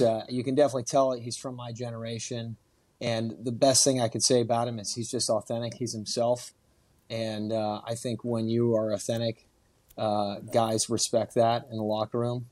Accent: Houston, Texas, United States; also born or lived in Dallas; we're from Houston

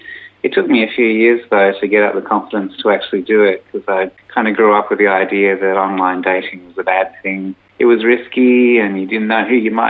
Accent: Bunbury, Western Australia, Australia; now in Melbourne, Australia; I'm from Western Australia, a little town called Bunbury, and grew up there.

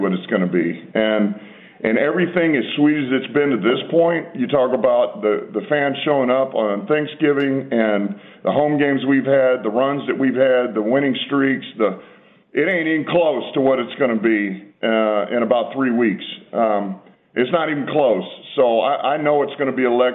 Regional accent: Texas, United States; now in Detroit, United States; I'm from Texas.

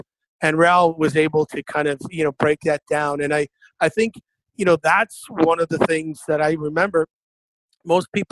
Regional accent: Waterford, Michigan, United States; I was very fortunate to play local up till I was 15. I mean, I played right there at Waterford, Lakeland Arena

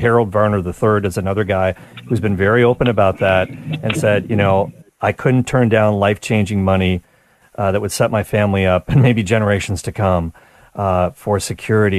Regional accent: Canada; as a Canadian

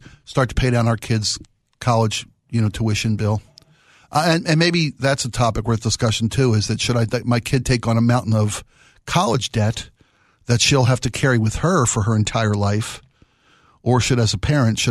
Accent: Baltimore, Maryland, United States; moved away; my hometown of Baltimore

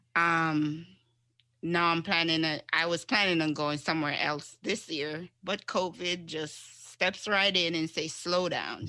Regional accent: Jamaica; moved away; I'm originally from Jamaica. I'm an island girl.

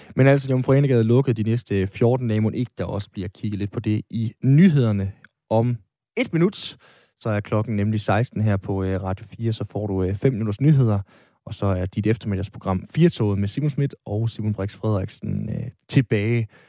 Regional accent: Aalborg, North Denmark Region, Denmark; min hjemby, Jomfru Anegade

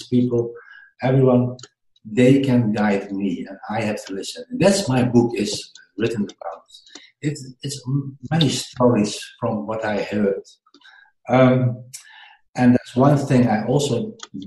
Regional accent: Netherlands; English is a second language; my English is not so good. I'm from the Netherlands

